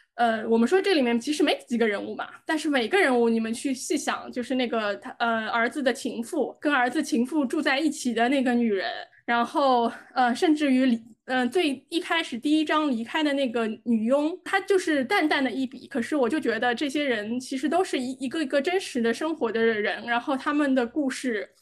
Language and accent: Chinese; China; 我们中国人